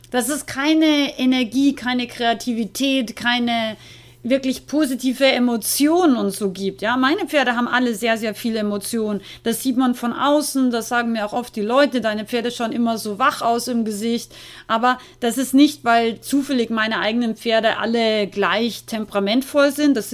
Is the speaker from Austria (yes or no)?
yes; Austria; ich bin ja aus Österreich eigentlich